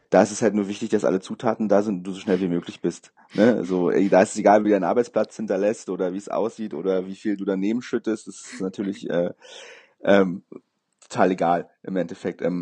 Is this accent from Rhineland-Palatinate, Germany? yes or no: no; Berlin, Germany; Genau, ich bin ein richtiger Berliner.